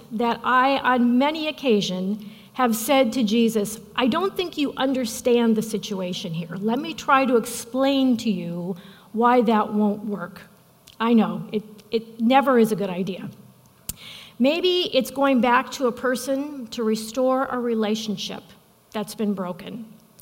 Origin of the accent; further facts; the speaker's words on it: Midwest, United States; I'm from the Midwest